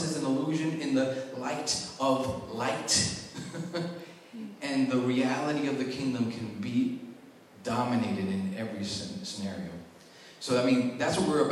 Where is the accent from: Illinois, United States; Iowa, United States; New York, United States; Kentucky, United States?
New York, United States; moved away; I was from New York, so I had a little swag on me